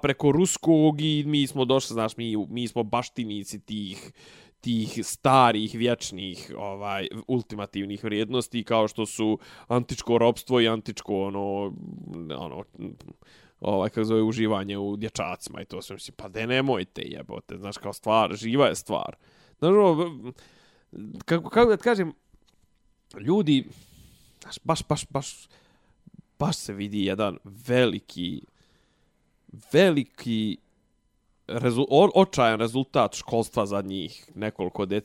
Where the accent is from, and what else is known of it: Serbia